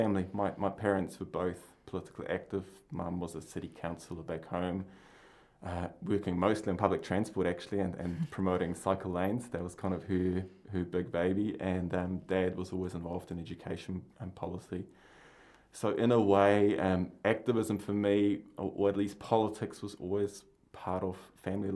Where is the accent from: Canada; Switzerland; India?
Switzerland; Basel, Basel-Stadt; moved away as an adult; also born or lived in Palmerston North, New Zealand; now in New Zealand; I grew up in Switzerland on the other side of the planet, so my mountains are gigantic and huge, covered in snow most of the time of the year. And I grew up in a city called Basel